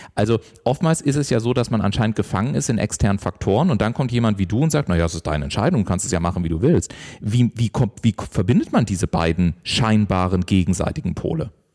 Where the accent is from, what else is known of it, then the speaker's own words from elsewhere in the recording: Southern Germany, Germany; ich komme ja aus dem Süden von Deutschland